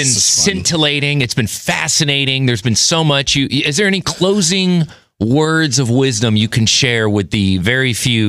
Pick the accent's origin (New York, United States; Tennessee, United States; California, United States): California, United States; Los Angeles; also born or lived in Miami; But I never lived outside of LA, and I was really physically homesick